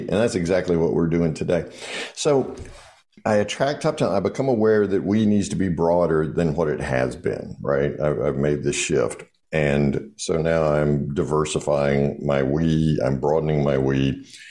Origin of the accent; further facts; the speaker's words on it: the South, Southern United States, United States; I'm a Southerner